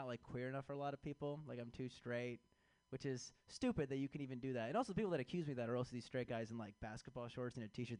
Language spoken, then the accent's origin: English; Chicago, Illinois, United States; I am from Chicago